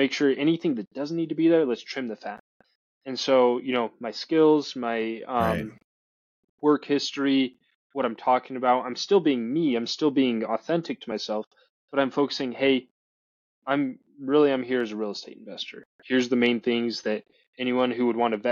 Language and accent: English; Utah, United States; I started acquiring properties in Utah. That's, you know, my home state